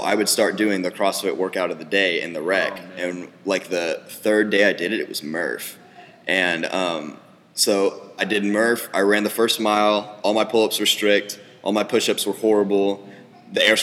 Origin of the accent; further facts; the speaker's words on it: Austin, Texas, United States; I grew up in Austin. Cedar Park area, technically